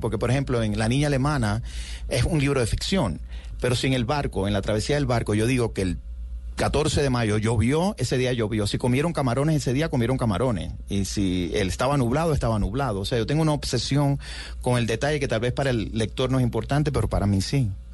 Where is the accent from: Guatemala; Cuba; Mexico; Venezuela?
Cuba; born or raised there; moved away as an adult; also born or lived in New York / Miami; now in United States